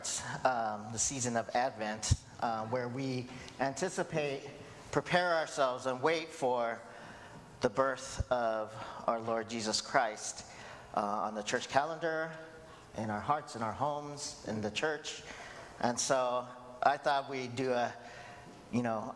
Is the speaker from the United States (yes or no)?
yes; Hawaii, United States; I'm Asian American, second generation Korean American. If you don't know, I was born in Hawaii.